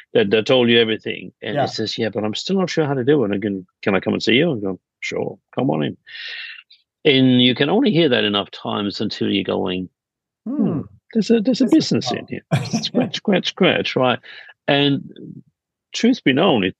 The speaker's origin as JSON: {"language": "English", "country": "Denmark", "moved": "yes", "lives_now": "Sydney, Australia", "said": "I'm originally from Denmark"}